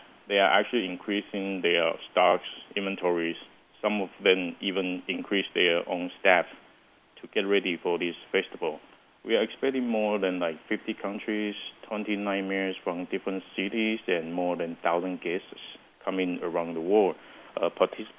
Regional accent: Kaohsiung, Taiwan; my hometown, Hamaxing

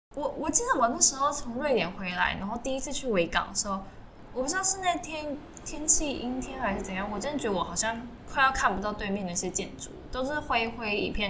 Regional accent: Taiwan; moved away as an adult; now in Hong Kong; 我们两个在这边读书，以前都是在台湾土生土长

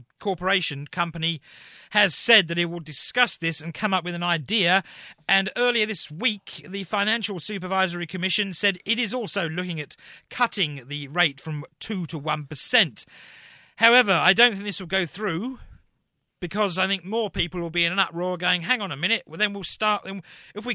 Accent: England, United Kingdom; moved away; I come from England

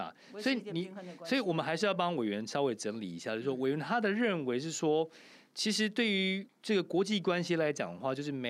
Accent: Taiwan; 其实我觉得我呃，毕竟我也是台湾人，但是我之前在金门当兵，所以我能体谅金门啊

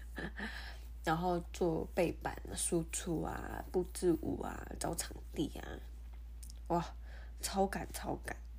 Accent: Taiwan; 我们台湾人

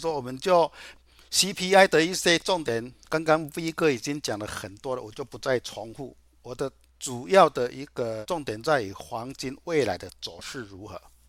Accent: Chiayi, Taiwan; 各位，我是金钱豹的新浪朋友，大家好，

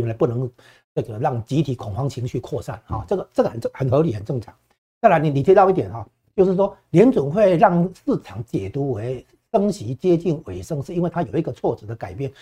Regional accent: Taiwan; 我们台湾这边都感受得到

